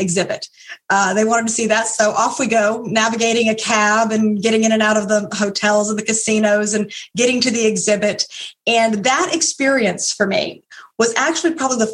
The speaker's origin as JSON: {"language": "English", "town": "Orlando", "region": "Florida", "country": "United States", "tie": "born or raised there", "said": "also live here in my hometown, Orlando"}